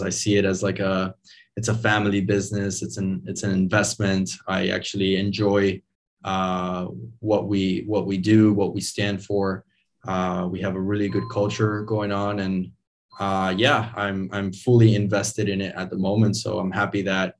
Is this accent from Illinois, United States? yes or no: no; Miami, Florida, United States; moved away; also born or lived in Venezuela; I was born in Venezuela, and I was raised in Miami, Florida. I moved there when I was 5 years old